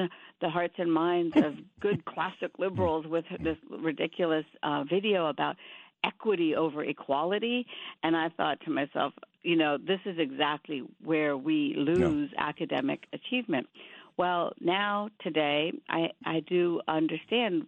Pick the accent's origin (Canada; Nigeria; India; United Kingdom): India; now in United States; I grew up in India, but half my family moved to Pakistan being Muslim